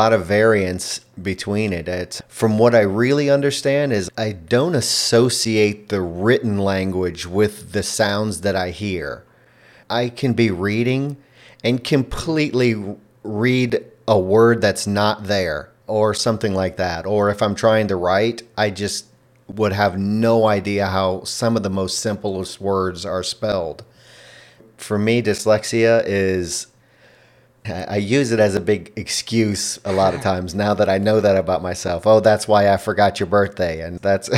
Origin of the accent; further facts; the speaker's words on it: Louisiana, United States; first language English; also born or lived in Texas; I was born in Louisiana in the United States